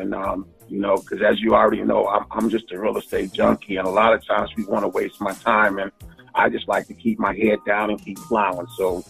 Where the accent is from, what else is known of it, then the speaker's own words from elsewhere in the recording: Los Angeles, California, United States; I am a licensed real estate broker in the state of California. I was born and raised in South Central Los Angeles, where I spent my formative years until I was 18 years old.